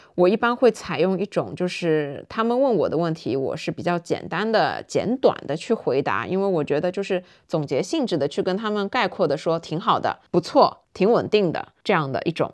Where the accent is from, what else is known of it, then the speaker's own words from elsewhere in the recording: Shanghai, China; 我自己作为上海人